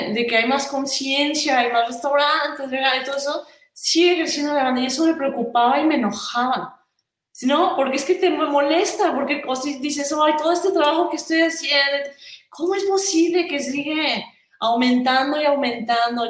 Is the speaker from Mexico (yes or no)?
yes; Mexico; yo soy de México